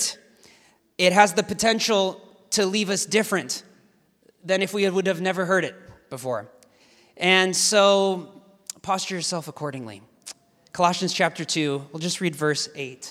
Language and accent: English; Portland, Oregon, United States; I hail from Portland, Oregon